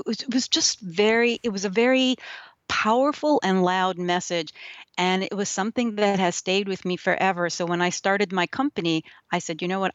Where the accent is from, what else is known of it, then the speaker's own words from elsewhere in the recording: New York City, New York, United States; first language Yiddish; English is a second language; I grew up in New York. in a small place. So I, I, I think of it as small. I don't think it's very small, but it's in Brooklyn where, in, in Williamsburg, Brooklyn